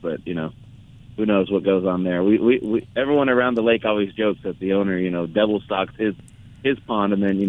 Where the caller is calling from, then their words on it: Mountain Lakes, California, United States; I'm in the beautiful area of Mountain Lakes.